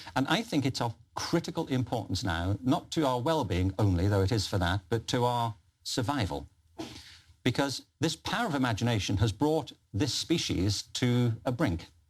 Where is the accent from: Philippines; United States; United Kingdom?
United Kingdom; Liverpool, North West England; I'm from Liverpool